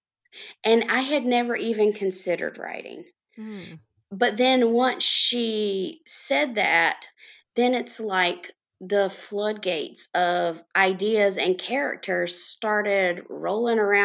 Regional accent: North Carolina, United States; I am from North Carolina, and I have lived in several cities in the state all my life

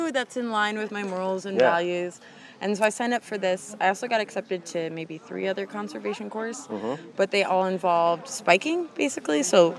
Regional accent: Baltimore, Maryland, United States; I'm from Baltimore, Maryland.

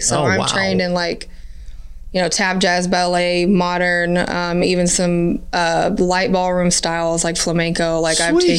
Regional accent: Canada; oh, I'm Canadian, so it must be my Canadian side. That's why I can dance.

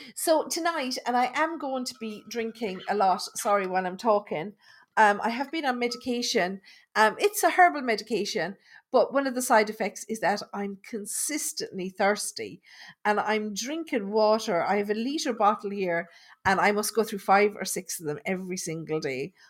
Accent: Thurles, Munster, Ireland; moved away; also born or lived in London; I grew up in Thurles in Tipperary

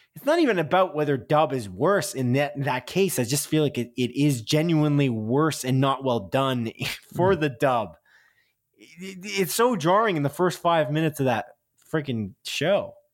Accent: Canada

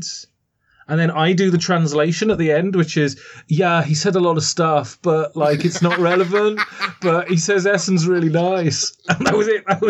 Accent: England, United Kingdom; accent: English; I'm English. Listen to the accent.

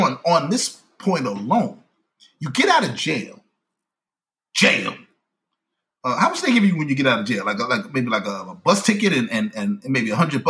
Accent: New York, United States; as a New Yorker

